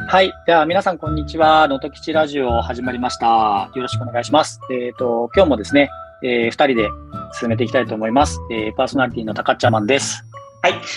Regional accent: Fukuoka, Japan; moved away as an adult; also born or lived in Chiba / Kanto; 僕はまず、あの、地元が福岡です。えー、福岡県の福岡市で生まれた

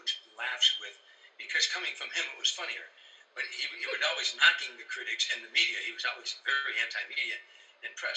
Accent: Harvey, Illinois, United States; moved away as an adult; Harvey is a suburb on the south side of Chicago. When I was growing up, it was a thriving little metropolis of steel mills and factories

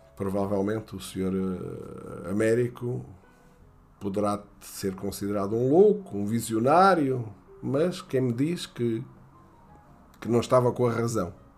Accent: near Castelo Novo, Castelo Branco, Portugal; moved away; Eu nasci ali muito perto de Castelo Novo, 2 km de Castelo Novo

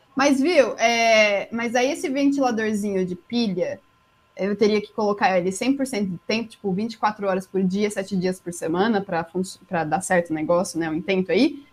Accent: Jundiaí, São Paulo, Brazil; accent: paulistano; moved away as an adult; Sou de Jundiaí, interior de São Paulo

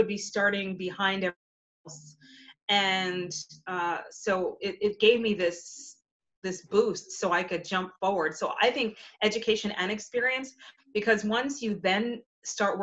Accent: New Rochelle, New York, United States; moved away as an adult; now in Memphis, United States; I am from New Rochelle, New York.

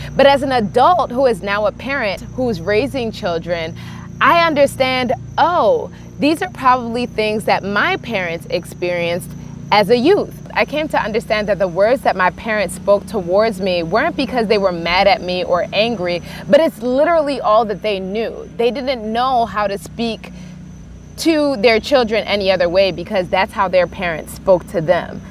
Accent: Baltimore, Maryland, United States; I grew up in Baltimore, Maryland, and I was raised in a very traditional Nigerian home

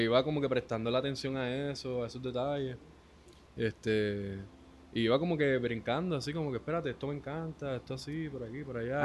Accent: Ponce, Puerto Rico; yo vivía con mi mamá en el Tuque, en los bajos de la casa de mi tía, que ahí fue donde yo me crié, en Ponce.

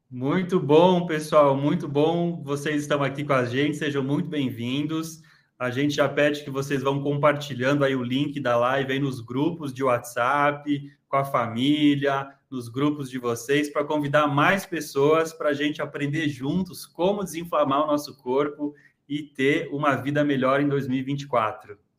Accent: Santa Catarina, Brazil; Xanxerê, da minha terra, Santa Catarina

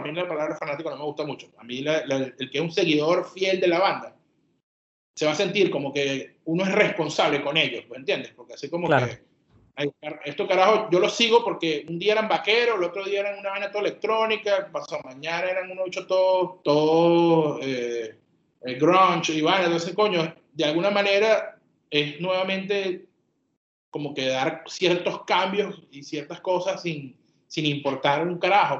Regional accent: Puerto La Cruz, Anzoátegui, Venezuela; Nosotros somos de Puerto La Cruz

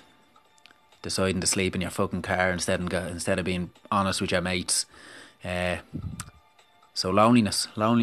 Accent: Dublin, Leinster, Ireland; And I grew up in Dublin

